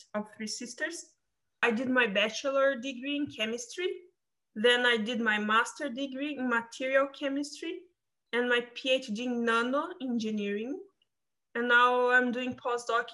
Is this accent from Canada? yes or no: no; São Paulo, Brazil; moved away; I came from Brazil, from São Paulo, in the countryside